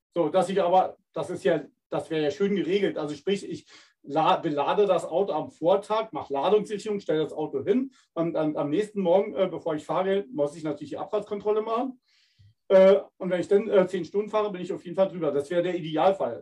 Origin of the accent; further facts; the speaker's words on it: Berlin, Germany; now in Winterburg, Germany; ich komme ja ursprünglich aus Berlin